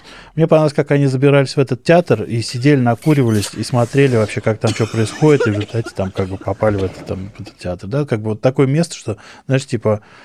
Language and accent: Russian; Moscow, Russia; я вырос в Москве, в центре города